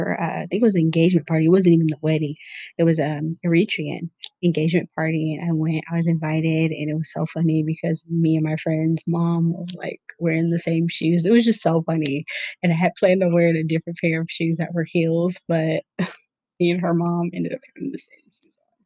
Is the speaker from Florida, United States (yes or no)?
no; Seattle, Washington, United States; I grew up in Seattle, Washington, where it was fairly diverse